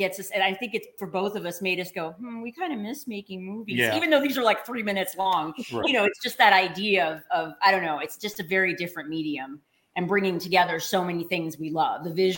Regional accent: the South, United States; I'm from the South. LA is not really our bag.

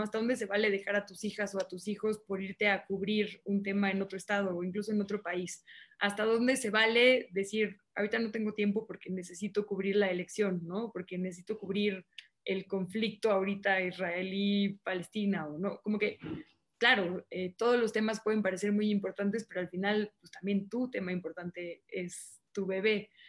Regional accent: Mexico City, Mexico; also born or lived in Monterrey, Nuevo León; Yo alcancé a nacer en Monterrey, pero he vivido aquí prácticamente toda mi vida, ¿no? Entonces soy así el estereotipo de chilanga, ¿no?

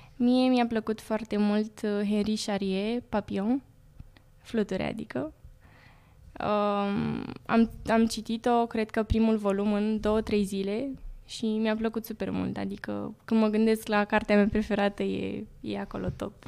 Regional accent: Urlați, Prahova, Romania; toți urlățenii mei

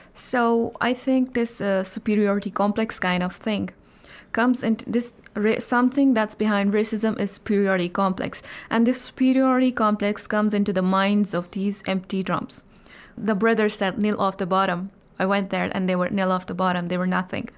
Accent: Indian-administered Kashmir, Jammu and Kashmir, India; I'm from Indian administrated Kashmir

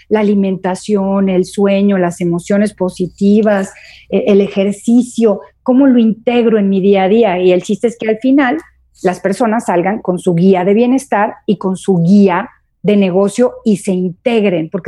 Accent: Guadalajara, Jalisco, Mexico; also born or lived in Durango / Torreón; now in Puebla, Mexico; Mole de panza aquí en Puebla, yo como vengo de Guadalajara y de, Durango y de Torreón, no sabía lo que era, pero no es otra cosa más que menudo.

